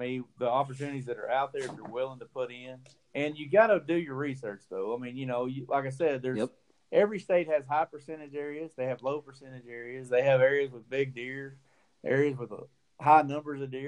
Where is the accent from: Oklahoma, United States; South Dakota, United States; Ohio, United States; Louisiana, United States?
Oklahoma, United States; McAlester; now in Texas, United States; in Oklahoma where I grew up hunting around McAllister and Pittsburgh County